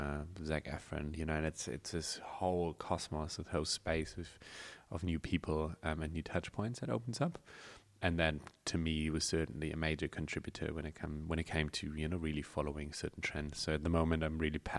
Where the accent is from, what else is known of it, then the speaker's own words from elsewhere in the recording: Germany; moved away as an adult; now in New Zealand; I was from Germany, came to New Zealand